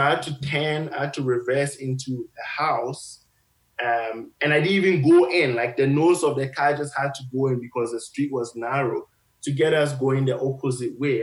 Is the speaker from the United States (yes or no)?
no; Ghana; moved away as an adult; now in Canada; I grew up in Ghana.